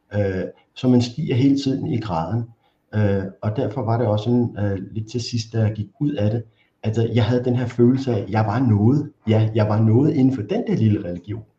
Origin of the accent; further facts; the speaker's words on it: Copenhagen, Capital Region of Denmark, Denmark; Og så er jeg vokset op i Valby, lidt uden for København